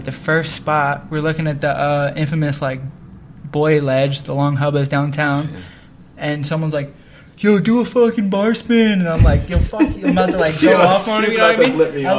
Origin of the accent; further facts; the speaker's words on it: Toms River, New Jersey, United States; I'm from Toms River, so to me this is like a bigger thing, and I like it.